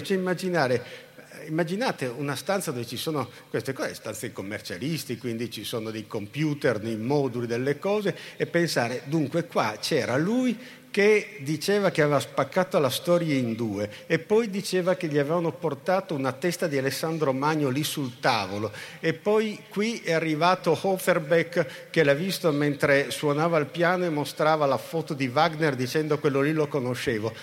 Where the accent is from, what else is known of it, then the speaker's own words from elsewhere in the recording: Turin, Piedmont, Italy; Torino, che è la città dove sono nato, cresciuto e invecchiato